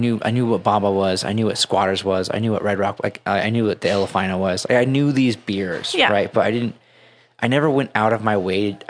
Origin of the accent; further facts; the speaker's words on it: Utah, United States; And I'm from Utah most of my life.